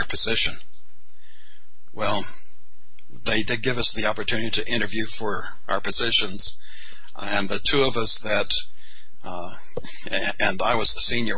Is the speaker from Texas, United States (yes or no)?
yes; Texas, United States; I was a veteran from Texas